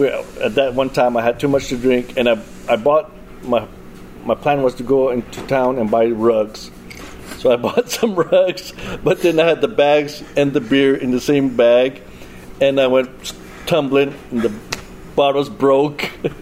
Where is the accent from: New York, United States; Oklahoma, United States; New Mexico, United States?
New Mexico, United States; moved away as an adult; now in Springfield, United States; I'm originally from New Mexico.